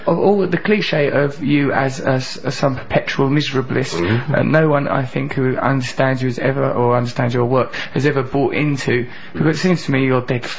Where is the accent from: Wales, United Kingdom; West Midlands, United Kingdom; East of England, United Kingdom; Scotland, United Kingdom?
East of England, United Kingdom; Grays; I'm from near there, Grays I'm from.